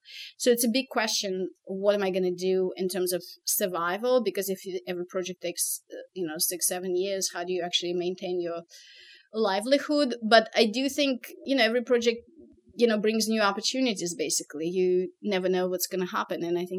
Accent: Moscow, Russia; English is a second language; moved away as an adult; now in United States; when I came from Moscow to the US, my first background was in linguistics and languages and information science. So I spoke French, Russian, and English.

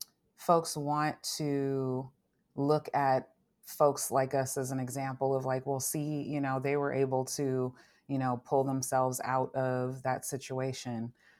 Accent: Long Beach, California, United States; I grew up in Long Beach, California.

